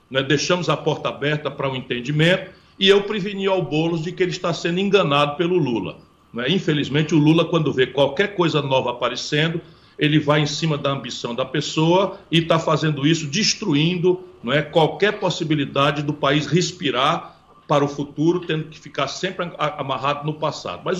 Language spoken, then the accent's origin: Portuguese; Pindamonhangaba, São Paulo, Brazil; born there; Eu nasci em Pindamonhangaba, mas assim, não é por isto, é porque sem São Paulo o Brasil não muda.